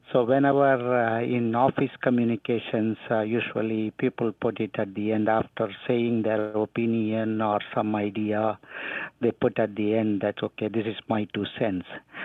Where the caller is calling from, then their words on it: Greenville, North Carolina, United States; I am calling from Greenville, North Carolina.